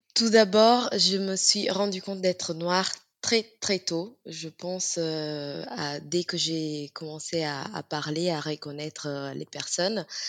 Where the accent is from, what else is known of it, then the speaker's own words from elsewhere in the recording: Italy; je suis d'origine euh, sénégalaise. J'ai grandi en Italie